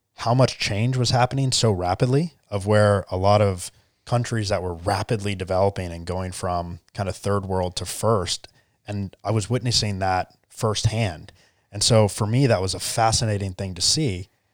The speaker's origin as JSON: {"language": "English", "town": "Charleston", "region": "South Carolina", "country": "United States", "tie": "born or raised there", "also_born_or_lived": "California", "said": "I grew up in, uh, good old Charleston, South Carolina"}